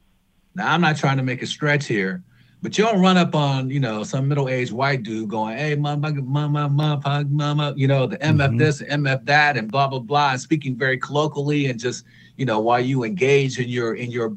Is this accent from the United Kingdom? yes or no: no; Detroit, Michigan, United States; also born or lived in Grosse Pointe, Michigan; growing up in Detroit, growing up in a black political power structure